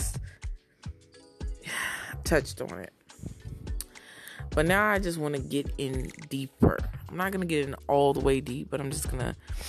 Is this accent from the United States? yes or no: yes; Browns Mills, New Jersey, United States; moved away; also born or lived in Newark, New Jersey / Broward, Florida / Daytona Beach, Florida; I was born in Newark, New Jersey, raised in Browns Mills, New Jersey